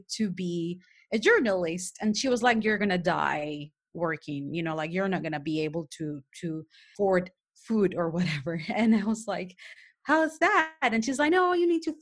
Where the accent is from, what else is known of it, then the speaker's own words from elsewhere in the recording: Panama City, Panama; first language Spanish; English is a second language; I have an accent. That's because I'm from Panama, Panama City. Mine actually native language is Spanish.